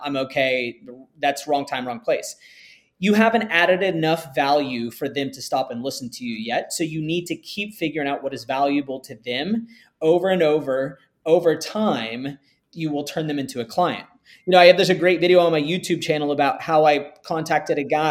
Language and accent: English; Texas, United States; I grew up in Texas